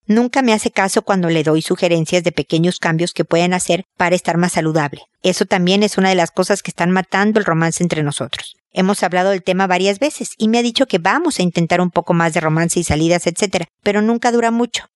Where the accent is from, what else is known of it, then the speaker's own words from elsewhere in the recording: Mexico; moved away as an adult; also born or lived in United States; now in Chile; yo soy mexicana, vivo en Chile, antes viví también en Estados Unidos